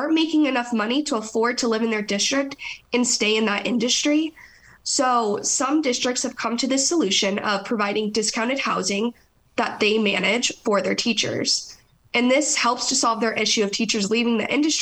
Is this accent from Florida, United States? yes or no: yes; Florida, United States; my home state of Florida